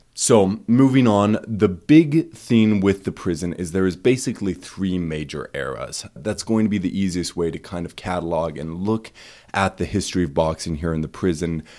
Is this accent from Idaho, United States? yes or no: yes; East Idaho, United States; now in Boise, United States; I, um, grew up in East Idaho